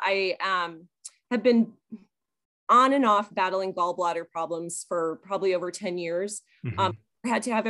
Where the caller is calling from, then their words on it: Kalispell, Montana, United States; I'm calling from Kalispell, Montana.